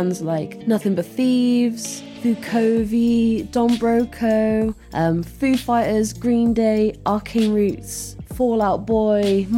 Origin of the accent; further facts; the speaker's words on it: Hereford, West Midlands, United Kingdom; now in Bristol, United Kingdom; I'm originally from Hereford